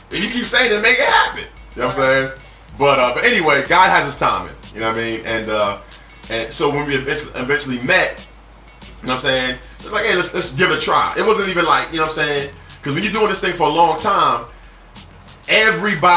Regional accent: New York, United States; As a New Yorker

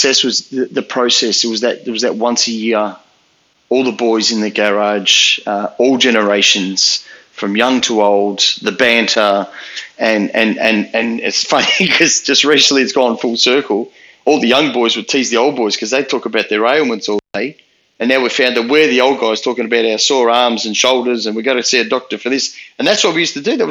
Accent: Melbourne, Victoria, Australia; I grew up in the western suburbs of Melbourne.

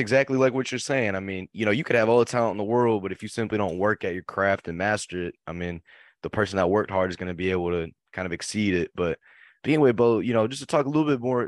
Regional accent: Fort Worth, Texas, United States; I'm from Fort Worth

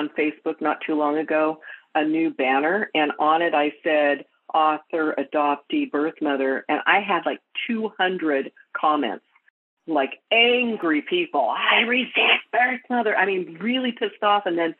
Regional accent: Edmonton, Alberta, Canada; born there; So I was born in Edmonton, Alberta, Canada. And I was relinquished.

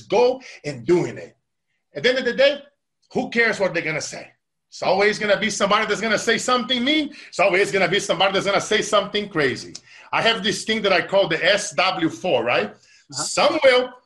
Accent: Brazil; as a kid, that we're now growing up in Brazil

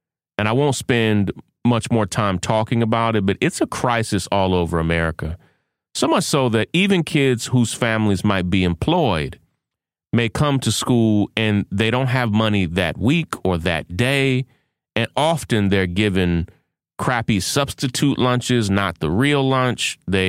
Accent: Kentucky, United States; Mitch McConnell, lifelong Republican from my home state of Kentucky

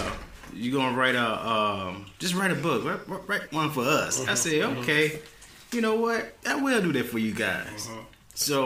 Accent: Memphis, Tennessee, United States; Where I came from is actually from Memphis, Tennessee, born and raised.

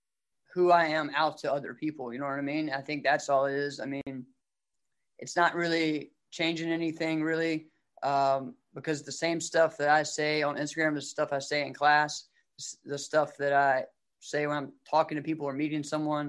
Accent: Rustburg, Virginia, United States; I was down close to Bear Creek. I was Red House Road.

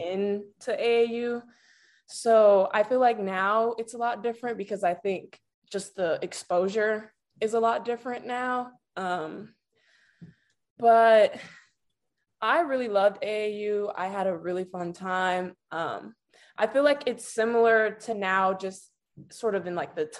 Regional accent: Chicago, Illinois, United States; I was born and raised here

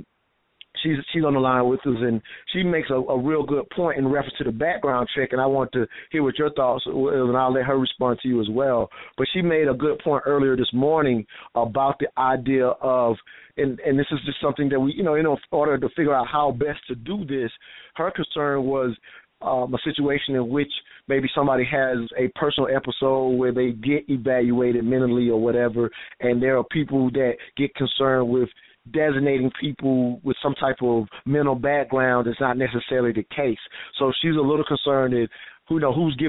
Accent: South Carolina, United States; I'm from South Carolina, so I grew up in them same woods hunting with my guns as well

